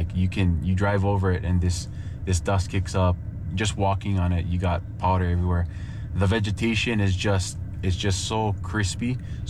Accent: Maui, Hawaii, United States; I'm born and raised on Maui

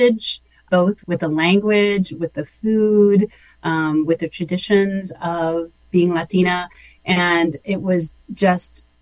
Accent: San Antonio, Texas, United States; also born or lived in Fairbanks, Alaska; we came back to San Antonio and lived the rest of the time. And I love, love, love my hometown

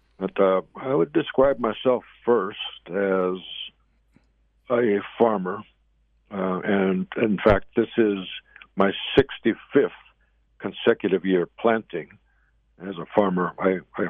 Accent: Zuni Reservation, New Mexico, United States; I'm here on the Zuni Reservation, my hometown

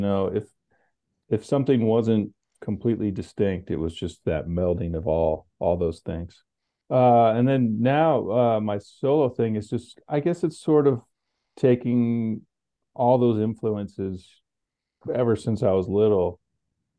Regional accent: Connecticut, United States; also born or lived in New Mexico; I grew up in Connecticut and my father lived in New Mexico. So I was introduced to the West, but I was mostly a Connecticut fella

